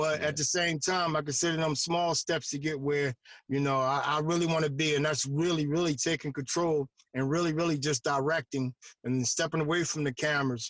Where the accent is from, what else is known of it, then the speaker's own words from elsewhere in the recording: Philadelphia, Pennsylvania, United States; I was raised pretty much in North Philly, West Philly